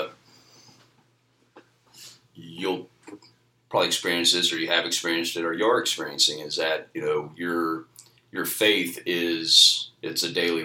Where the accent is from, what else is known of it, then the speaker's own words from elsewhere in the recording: Wellsville, Kansas, United States; born and raised in Wellsville my entire life, graduated from Wellsville High School